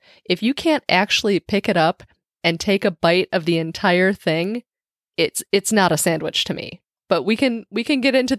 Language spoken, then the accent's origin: English; Great Lakes region / Midwest, United States; I'm from the Great Lakes region or the Midwest